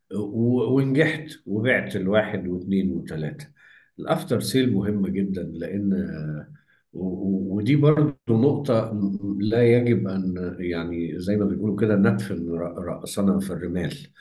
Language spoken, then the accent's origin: Arabic; Egypt; هنا عندنا في مصر